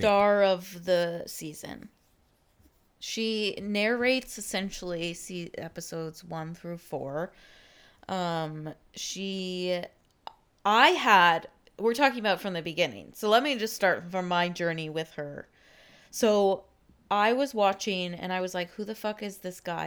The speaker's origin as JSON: {"language": "English", "region": "Texas", "country": "United States", "said": "I was from Texas"}